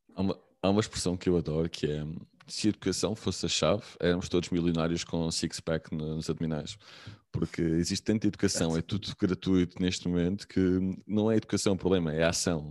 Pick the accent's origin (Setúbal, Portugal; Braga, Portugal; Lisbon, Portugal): Lisbon, Portugal; moved away; also born or lived in Aveiro / Algarve / Porto; sou de Lisboa, mas estava em Aveiro, já, tive, já, já tinha vivido no Algarve, já tinha vivido no Porto